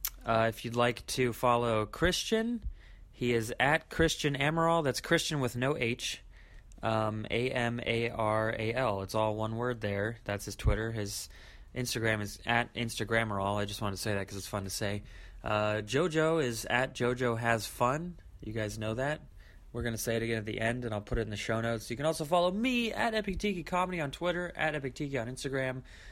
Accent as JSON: {"language": "English", "town": "Sacramento", "region": "California", "country": "United States", "said": "Local Sacramento comic. Also, we're all from Sacramento."}